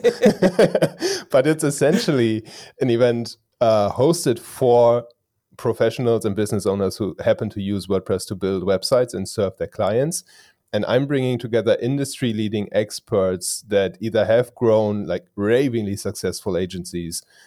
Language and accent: English; Germany; English is a second language; I am from Germany. So English is not my native language.